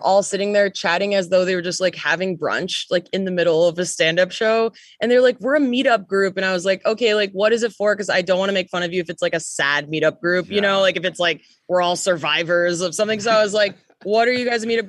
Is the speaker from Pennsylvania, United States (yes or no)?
no; Chicago, Illinois, United States; moved away as an adult; also born or lived in Canada; I grew up in Chicago